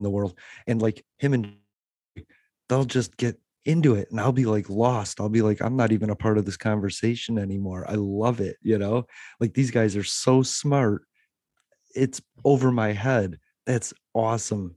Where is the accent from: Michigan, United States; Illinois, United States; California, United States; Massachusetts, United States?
Illinois, United States